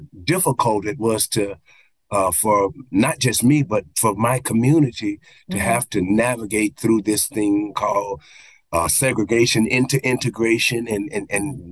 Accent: Tulsa, Oklahoma, United States; I'm an Oklahoma boy. I was born and raised in Oklahoma, and actually Tulsa County, you know, that Black Wall Street area.

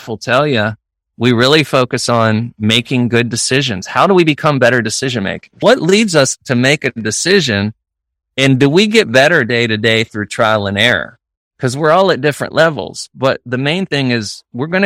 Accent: Northeastern Ohio, United States; now in Florida, United States; I grew up in Northeastern Ohio, a very rural area, small school

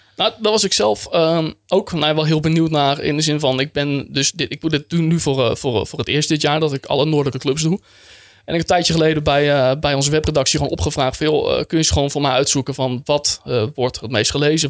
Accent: Friesland, Netherlands; also born or lived in Groningen; ik ben opgegroeid in Friesland

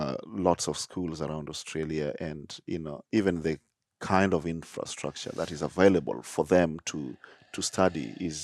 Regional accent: Nairobi, Kenya; born or raised there

